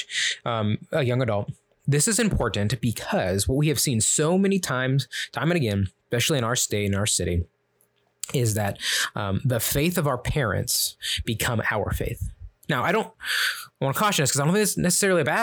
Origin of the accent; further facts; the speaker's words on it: Kansas City, Missouri, United States; in my family, we're from Kansas City